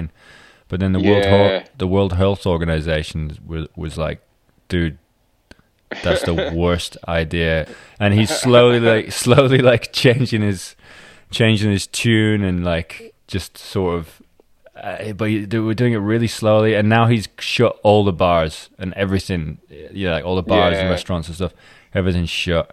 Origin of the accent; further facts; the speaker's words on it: Scotland, United Kingdom; also born or lived in England; now in London, United Kingdom; I grew up in Scotland